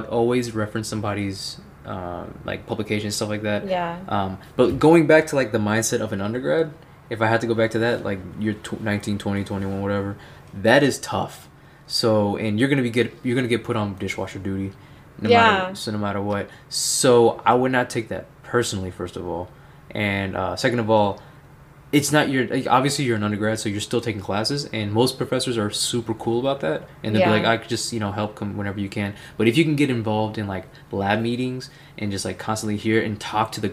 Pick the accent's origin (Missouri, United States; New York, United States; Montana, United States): Missouri, United States; Central; moved away as an adult; also born or lived in Waco, Texas; I was born and raised in Missouri, man. Central Missouri